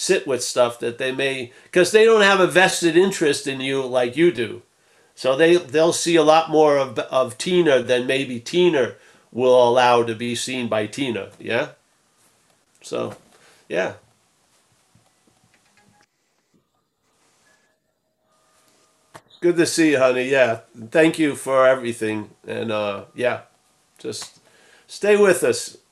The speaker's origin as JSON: {"language": "English", "town": "Rockville Centre", "region": "New York", "country": "United States", "accent": "Long Island", "said": "I'm from Rockville Center, Long Island"}